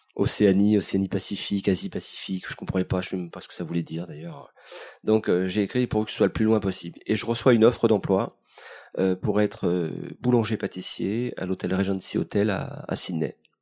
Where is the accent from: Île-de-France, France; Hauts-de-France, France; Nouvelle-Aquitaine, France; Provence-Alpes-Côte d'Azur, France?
Île-de-France, France; Paris; né dans les années 60. Euh, dans le quartier de Belleville et de Montant